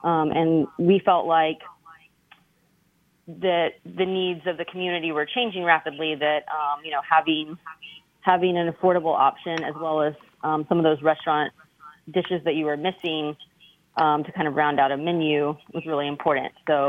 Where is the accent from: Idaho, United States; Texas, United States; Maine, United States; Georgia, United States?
Texas, United States; now in New Orleans, United States; We moved here in 2007. So we're from Texas, and we had moved into Mid-City where there was a lot of Honduran population, and that felt really like home to us.